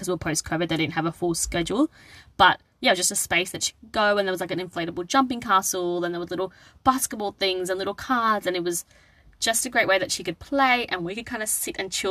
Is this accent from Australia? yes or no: yes; Australia; also born or lived in Sri Lanka; my cultural heritage is Sri Lankan. So even though I was born in Australia, we often went to Sri Lanka during my childhood